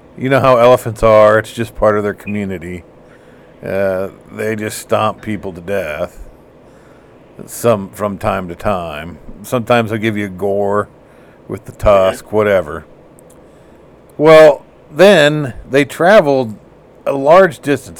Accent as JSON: {"language": "English", "country": "United States", "said": "I'm American."}